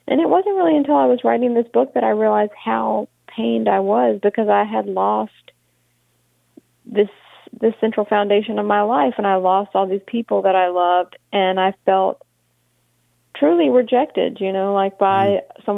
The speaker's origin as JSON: {"language": "English", "town": "Monroe", "region": "Louisiana", "country": "United States", "tie": "born or raised there", "said": "I grew up in Monroe."}